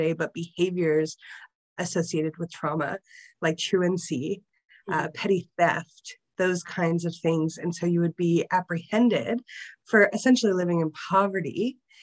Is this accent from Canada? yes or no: yes; Niagara Region, Ontario, Canada; we grew up outside of Niagara region